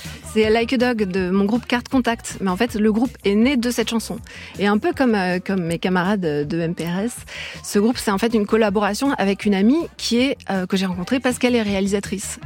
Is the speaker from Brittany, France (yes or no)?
yes; Brittany, France; now in Paris, France; je suis bretonne